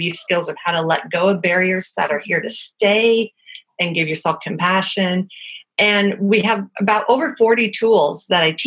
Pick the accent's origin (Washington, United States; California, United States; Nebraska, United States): Washington, United States; Bainbridge Island; I'm actually from Bainbridge Island, which is a ferry ride away from Seattle